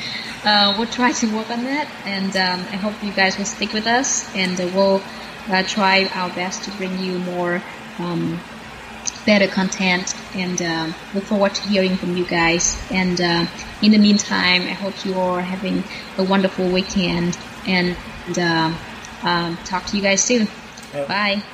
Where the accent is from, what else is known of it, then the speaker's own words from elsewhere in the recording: Vietnam; moved away as an adult; now in United States; for a kid growing up in Vietnam